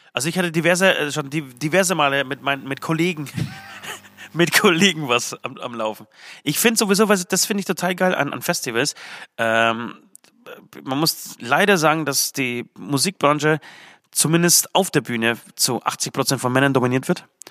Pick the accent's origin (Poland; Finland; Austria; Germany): Poland; moved away; komme ich aus Polen